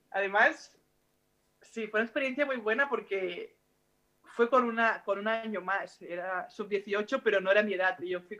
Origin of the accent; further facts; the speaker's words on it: Mataró, Catalonia, Spain; moved away as an adult; also born or lived in Cáceres / Bembibre / Huelva / Girona; now in Guernica, Spain; cuando me fui de casa al 18, mis padres siempre me decían, no te puedes ir más lejos, ¿no? Porque primero me fui a Cáceres, que estaba muy lejos de Mataró, luego me fui a Benvibre también, a Huelva